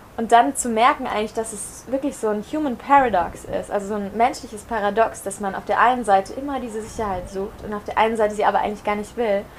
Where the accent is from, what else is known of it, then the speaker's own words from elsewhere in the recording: Germany; moved away as an adult; also born or lived in Barcelona / America / Caribbean; ich bin in Deutschland geboren, äh, 25 Jahre alt